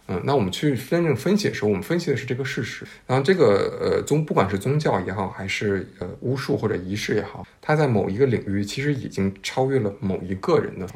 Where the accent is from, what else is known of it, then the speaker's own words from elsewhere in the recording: China; 我们中国人